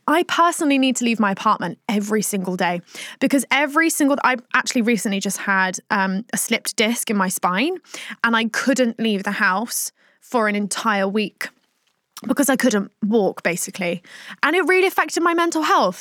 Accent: Plymouth, South West England, United Kingdom; when I grew up in Plymouth

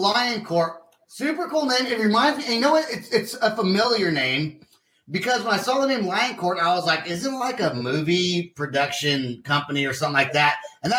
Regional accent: Vacaville, California, United States; I'm from Vacaville.

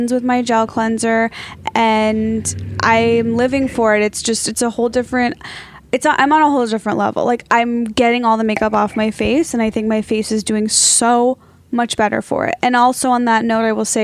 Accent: Midwest, United States; I'm from the Midwest

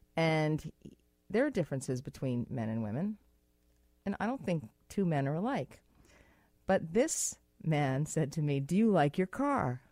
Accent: United States; moved away; in America, which is my home country, which is where I'm from

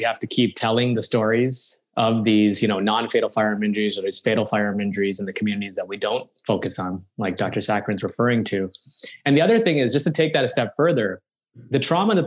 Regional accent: Canada; moved away as an adult; also born or lived in Chicago; now in United States; I am initially, I'm originally Canadian

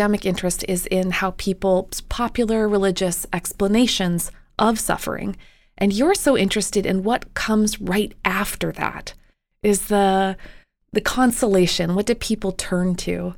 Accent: Canada; When I was growing up in Canada

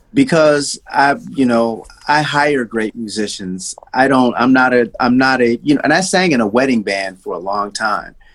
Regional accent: Detroit, Michigan, United States; also born or lived in Nashville, Tennessee; I was born in Nashville, and we left. My family left Nashville when I was uh, probably four years old, and then we moved to Detroit

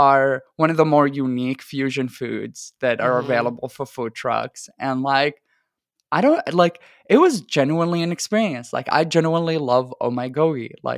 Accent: Iraq; English is a second language; now in Houston, United States; I am originally from Iraq. My family is entirely from Iraq, And it is, even in other parts of the Middle East, it is very hard to find places that make Iraqi food.

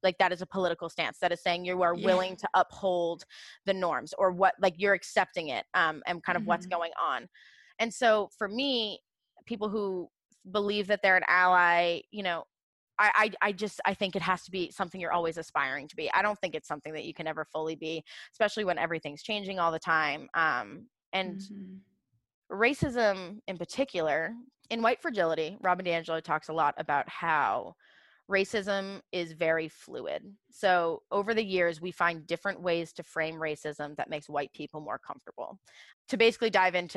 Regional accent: Portsmouth, New Hampshire, United States; I'm from Portsmouth, New Hampshire

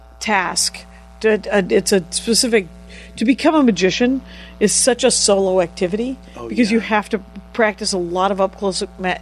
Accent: Milwaukee, Wisconsin, United States; moved away; I'm from Milwaukee.

